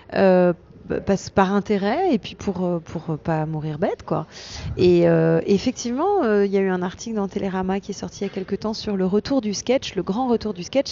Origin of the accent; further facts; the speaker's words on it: Strasbourg, Grand Est, France; je suis alsacienne